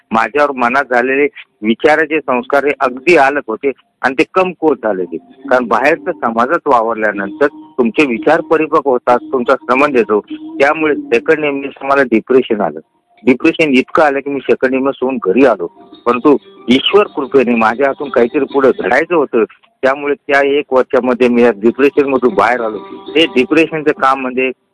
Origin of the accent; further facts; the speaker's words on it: a village in Jalna district, Maharashtra, India; also born or lived in Mahad; माझं बालपण हे एका खेड्यात गेलं खेडं म्हणजे दोन हजार वस्तीचं गाव जालना जिल्ह्यामध्ये